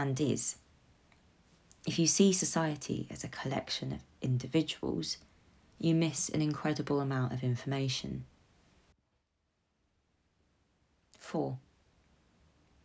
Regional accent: London, United Kingdom; I am a Londoner

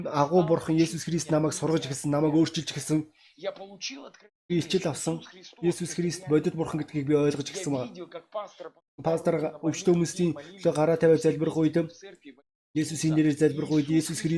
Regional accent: Russia; born there; Өнөөдөр би Орос гэдэг оронд төрсөн.

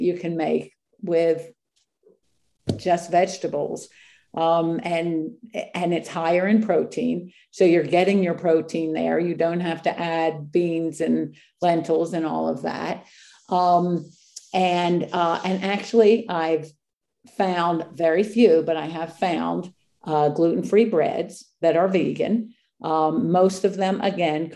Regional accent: East Coast, United States; I am from the East Coast

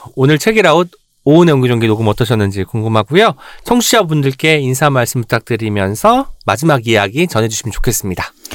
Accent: Jeolla, South Korea; moved away as an adult; now in Seoul, South Korea; 제가 이제 그 전라도에서 고등학교 때까지 살다가 이제 대학 올라오면 서울에 왔잖아요.

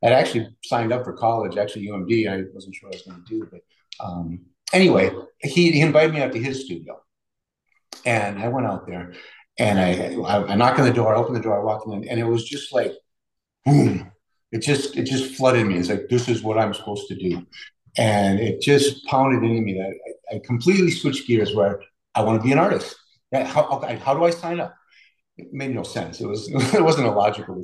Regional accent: Minneapolis, Minnesota, United States; also born or lived in Two Harbors, Minnesota; now in Duluth, United States; we ended up in the western suburbs of Minneapolis. And that's where I grew up

